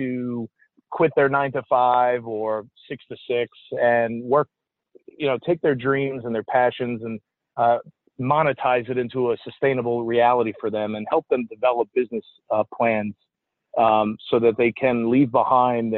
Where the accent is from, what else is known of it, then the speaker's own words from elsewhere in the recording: New York City, New York, United States; moved away as an adult; also born or lived in Texas; I grew up in Staten Island, New York